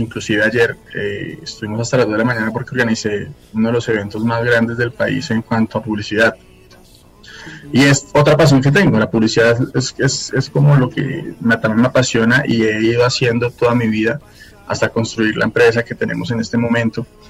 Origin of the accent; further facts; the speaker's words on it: Fusagasugá, Cundinamarca, Colombia; now in Bogotá, Colombia; soy nacido en Fusagasugá y bueno, me encuentro en Bogotá, acá trabajo